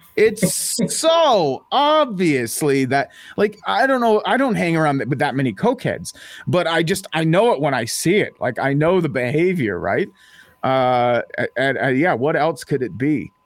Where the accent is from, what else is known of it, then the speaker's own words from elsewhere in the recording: Ottawa, Ontario, Canada; moved away; It is my hometown